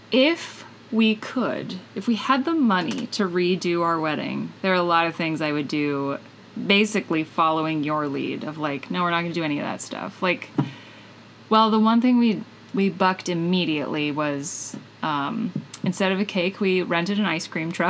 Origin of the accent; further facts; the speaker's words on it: Midwest, United States; I'm from the Midwest